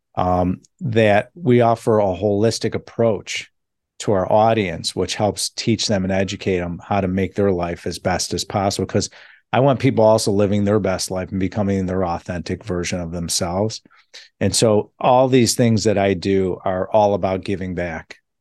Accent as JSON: {"language": "English", "town": "Chicago", "region": "Illinois", "country": "United States", "said": "I'm from Chicago"}